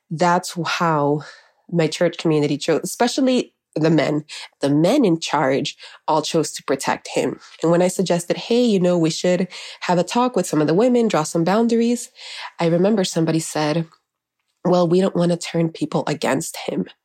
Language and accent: English; Miami, Florida, United States; also born or lived in Honduras; I am from Honduras. I was raised in Miami, and growing up, I called my parents Mama and Papa.